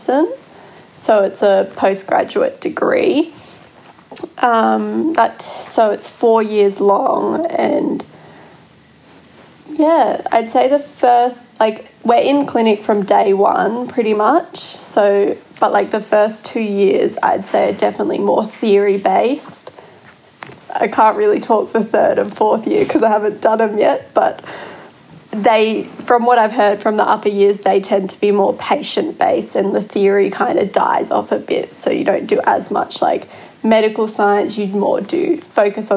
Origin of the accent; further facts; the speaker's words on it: Sydney, New South Wales, Australia; I'm from Sydney